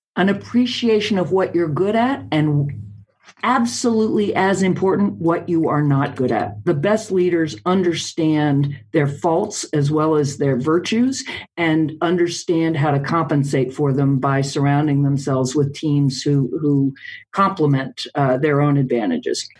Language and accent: English; United States; as an American